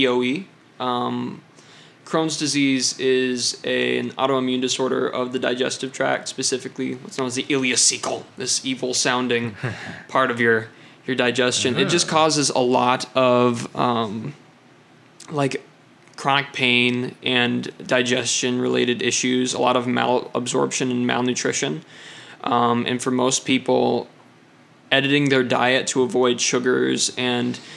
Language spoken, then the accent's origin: English; Hastings, Michigan, United States; moved away; because my dad is a minister, I have moved around quite a bit. Not as, you know, probably about as much as most people, but I grew up in Hastings, Michigan